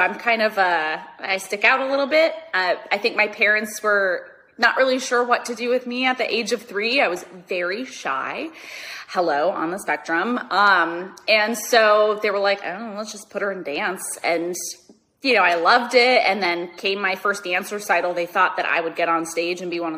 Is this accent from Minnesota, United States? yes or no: yes; Minnesota, United States; moved away as an adult; now in Los Angeles, United States; I'm from Minnesota originally. I've been in Los Angeles for, 12 and a half years now.